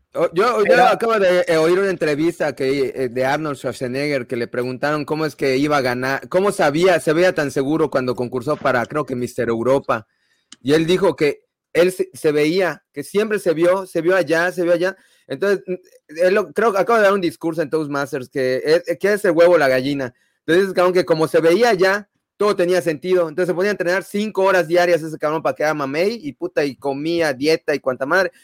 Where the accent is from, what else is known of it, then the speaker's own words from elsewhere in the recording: Mexico; porque soy mexicano